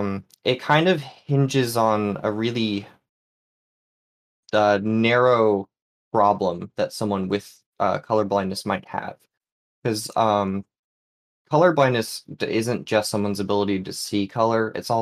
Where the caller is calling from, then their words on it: New England, United States; Hello. Calling in from New England.